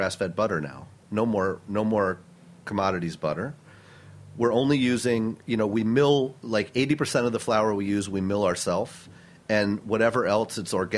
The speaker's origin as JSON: {"language": "English", "town": "Milton", "region": "New York", "country": "United States", "tie": "born or raised there", "said": "I grew up upstate New York in a tiny town called Milton, New York, in the Hudson Valley"}